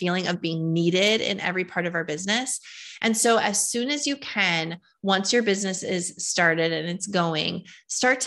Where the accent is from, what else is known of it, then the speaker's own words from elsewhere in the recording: Fargo, North Dakota, United States; born and raised in Fargo, North Dakota